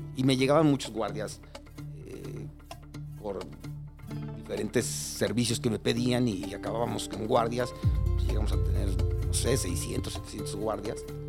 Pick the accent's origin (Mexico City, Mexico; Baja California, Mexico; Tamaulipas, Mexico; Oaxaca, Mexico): Mexico City, Mexico; moved away as an adult; now in Cuernavaca, Mexico; crecí y nací en Iztapalapa, en frontera con Coyacán